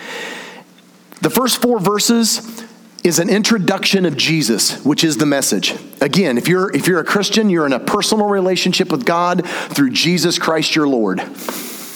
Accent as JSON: {"language": "English", "region": "the South", "country": "United States", "said": "I'm from the South"}